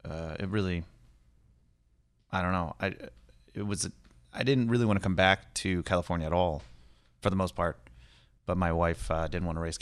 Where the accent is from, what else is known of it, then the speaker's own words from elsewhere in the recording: Kenya; born there; Yeah, I was born in Kenya.